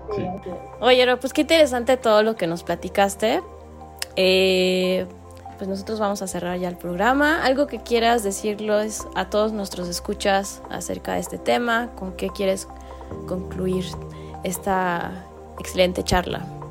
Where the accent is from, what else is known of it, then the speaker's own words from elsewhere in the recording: Mexico; como mexicanos